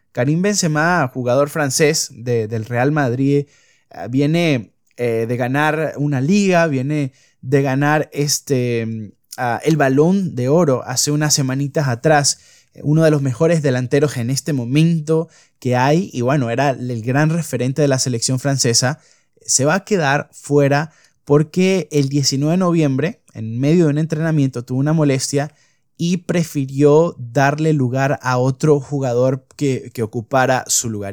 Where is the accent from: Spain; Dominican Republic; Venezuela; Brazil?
Venezuela; soy de Venezuela